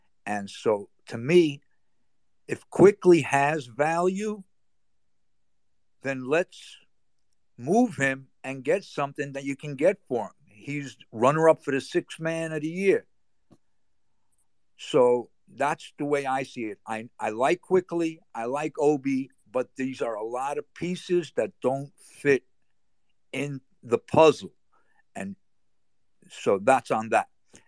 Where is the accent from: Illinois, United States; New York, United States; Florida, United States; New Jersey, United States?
New York, United States; Brooklyn; also born or lived in Miami / North Carolina; Originally from Brooklyn, but I went to Miami and came halfway back, was in North Carolina, but I'm up and down the East Coast.